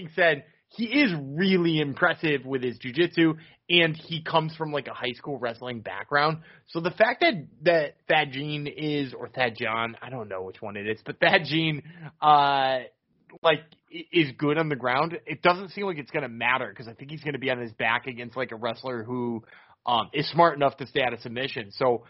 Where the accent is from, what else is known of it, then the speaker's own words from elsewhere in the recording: Boston, Massachusetts, United States; That's why I said of course we would, because we're from Boston.